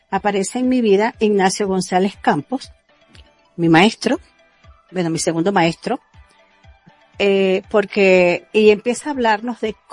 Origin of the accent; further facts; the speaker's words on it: Venezuela; moved away as an adult; soy de Venezuela. Mm, me vine de Venezuela ya con estos conocimientos, estos estudios y esta práctica de un curso de milagros.